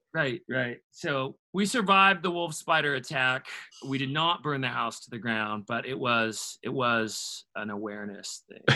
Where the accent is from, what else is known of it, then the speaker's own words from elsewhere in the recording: Washington, United States; now in Tennessee, United States; growing up in Washington State